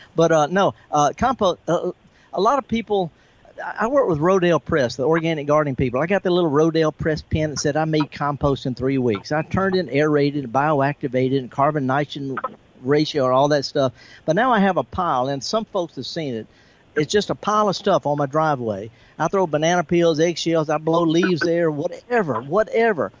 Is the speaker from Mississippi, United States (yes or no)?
yes; the Mississippi Delta, United States; I was raised in the Delta.